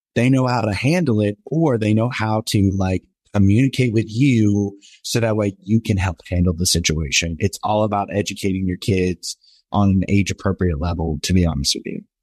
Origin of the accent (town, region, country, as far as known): the South, United States; born or raised there